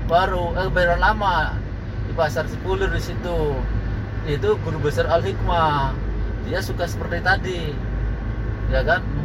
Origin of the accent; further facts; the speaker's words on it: Cirebon, West Java, Indonesia; saya ini orang Cirebon bu ya kan saya orang Cirebon